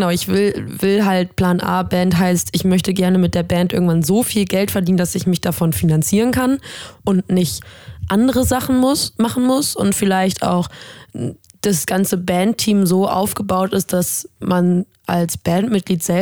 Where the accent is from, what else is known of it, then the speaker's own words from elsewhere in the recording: Stuhr, Lower Saxony, Germany; now in Bremen, Germany; Äh, ich komme gebürtig aus Stur, also gar nicht so weit weg von Bremen, wohne jetzt hier in Bremen seit ein paar Jahren.